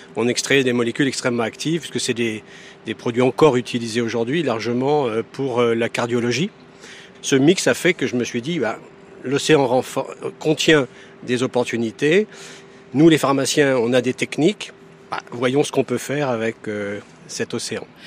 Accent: Quimper, Brittany, France; je suis né à Quimper. J'ai vécu tout le temps au bord de l'eau.

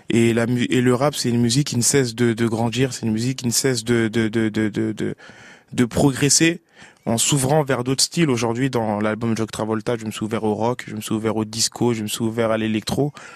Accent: Paris, Île-de-France, France; Paris, qui est ma ville natale.

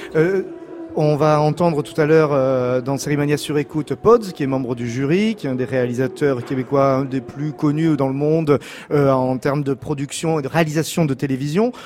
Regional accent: France; chez nous en France

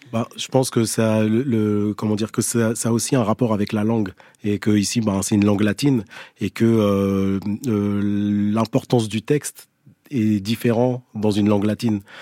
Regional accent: Algeria; je suis né en Algérie

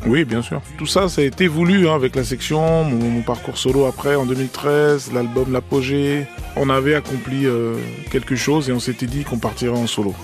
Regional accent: France; also born or lived in Congo; Je suis venu, j'avais deux ans et demi. Mes plus vieux souvenirs, c'est la France, c'est la maternelle

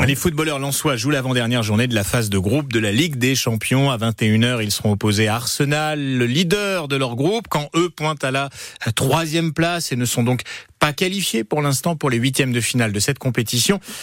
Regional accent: France; chez nous en France

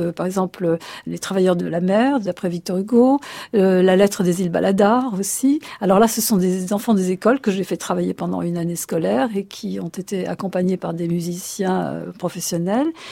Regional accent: Egypt; moved away; je suis nomade puisque je suis née euh, en Égypte.

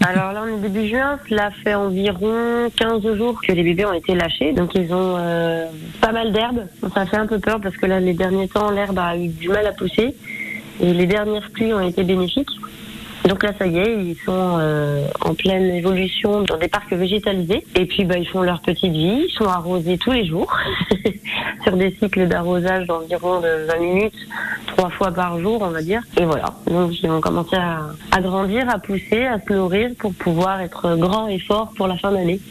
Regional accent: Côte-d'Or, Burgundy, Bourgogne-Franche-Comté, France; je suis née en Bourgogne, en Côte d'Or

